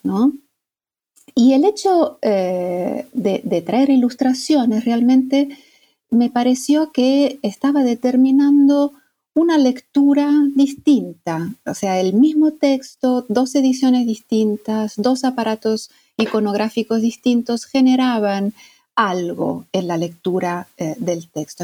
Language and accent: Spanish; Italy; moved away as an adult; also born or lived in Argentina; yo soy mm, italiana y toda mi formación hasta digamos, la formación académica la hice en Italia